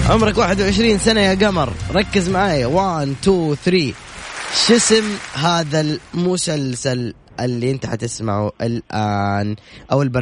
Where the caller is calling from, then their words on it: Taif, Makkah Province, Saudi Arabia; من الطائف